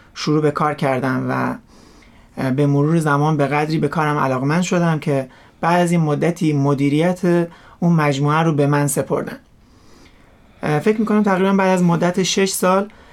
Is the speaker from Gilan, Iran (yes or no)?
yes; Rasht, Gilan, Iran; در کشور ایران و شهر رشت در یه خانواده مسلمان متولد شدم و رشد کردم